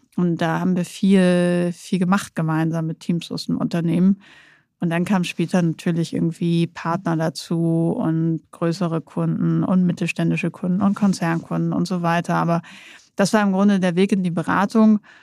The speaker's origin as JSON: {"language": "German", "town": "Nordenham", "region": "Lower Saxony", "country": "Germany", "also_born_or_lived": "Münster", "moved": "yes", "said": "ich komme aus Nordenham. Das ist gegenüber von Bremerhaven."}